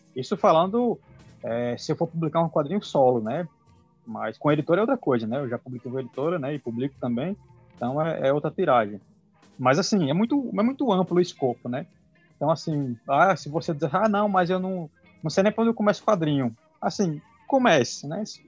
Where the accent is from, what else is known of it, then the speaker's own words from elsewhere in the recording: Natal / here, Rio Grande do Norte, Brazil; eu nasci em Natal, mas sempre morei aqui.